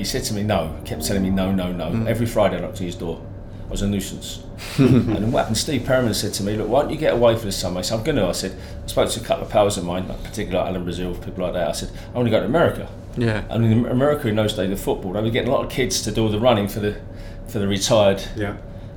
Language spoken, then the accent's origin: English; London, United Kingdom; I'm a Londoner